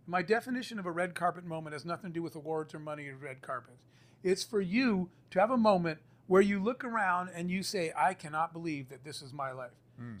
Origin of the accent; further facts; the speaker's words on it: Arizona, United States; I grew up in the Arizona desert